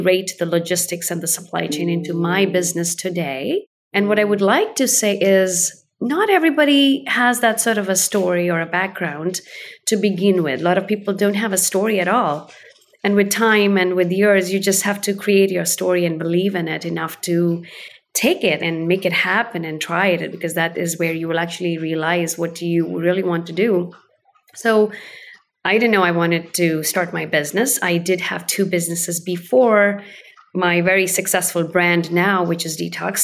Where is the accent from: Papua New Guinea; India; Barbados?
India; now in Oregon, United States; I was born in India and I did eat on leaves while I was growing up